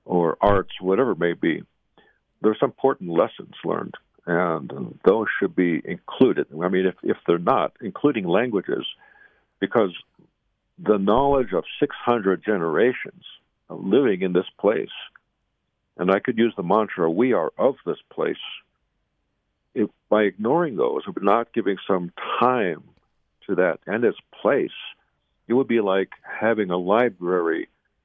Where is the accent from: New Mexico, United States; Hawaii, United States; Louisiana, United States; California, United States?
New Mexico, United States; Zuni; I'm here on the Zuni Reservation, my hometown